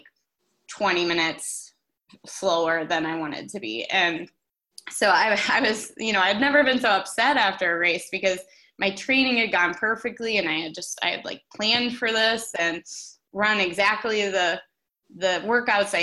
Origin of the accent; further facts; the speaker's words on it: Minneapolis, Minnesota, United States; Twin Cities Marathon for fun. You know, it's my hometown race